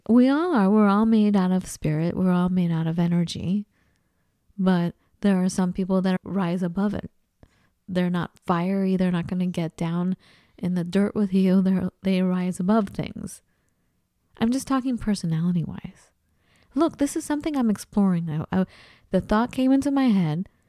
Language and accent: English; Los Angeles, California, United States; accent: Los Angeles Valley girl, Santa Monica; moved away as an adult; also born or lived in Minnesota / Seattle, Washington / Colorado; being from Los Angeles